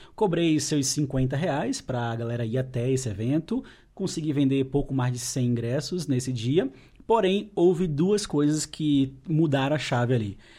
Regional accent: Pernambuco, Brazil; moved away; sou pernambucano

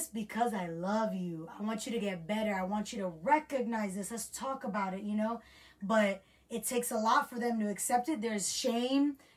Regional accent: United States; our generation that we grew up in America

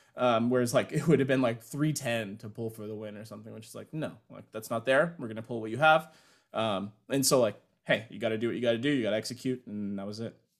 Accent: United States; being American

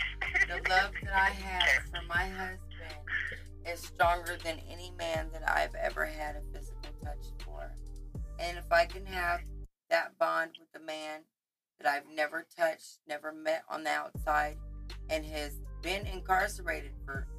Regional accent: Springfield, Illinois, United States; I am born and raised in Springfield, Illinois

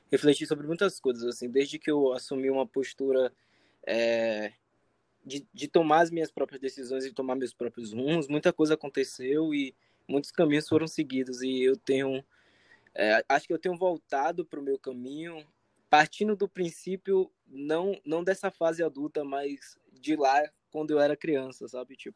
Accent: Salvador, Bahia, Brazil; moved away; Eu sou de Salvador

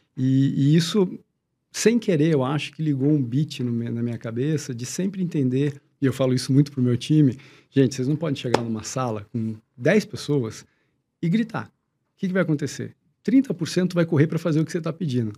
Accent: Curitiba, Paraná, Brazil; eu nasci em Curitiba, então Curitiba tinha uma escola pública legal, tudo, eu sempre fiz escola pública

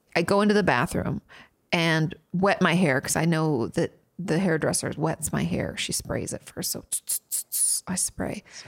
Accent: Washington, United States; moved away as an adult; also born or lived in California; now in Texas, United States; which I grew up in Washington

